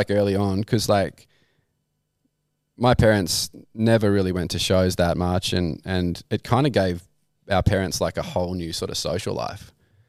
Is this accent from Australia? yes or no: yes; Camden, New South Wales, Australia; I grew up in Camden, but I went to Broughton.